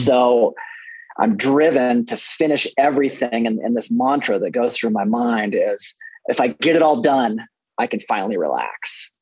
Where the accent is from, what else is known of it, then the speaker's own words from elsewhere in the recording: Fort Collins, Colorado, United States; I am from Fort Collins, Colorado